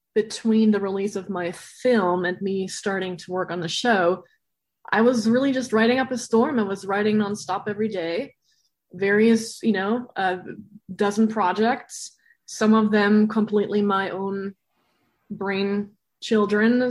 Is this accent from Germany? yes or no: yes; Berlin, Germany; moved away; I'm from Berlin originally.